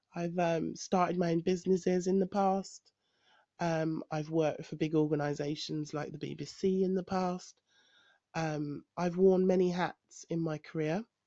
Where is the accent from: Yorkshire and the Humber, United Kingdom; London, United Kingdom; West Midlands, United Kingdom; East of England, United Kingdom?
London, United Kingdom; moved away as an adult; I am a Londoner, but I live in the countryside